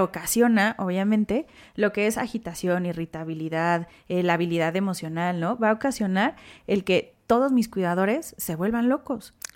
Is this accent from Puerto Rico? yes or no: no; Mexico; como buen mexicano